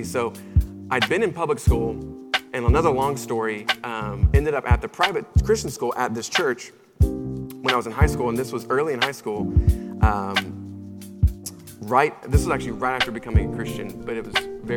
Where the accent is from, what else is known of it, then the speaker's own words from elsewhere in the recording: Charlotte, North Carolina, United States; I'm originally from Charlotte, North Carolina, and I was a middle school student.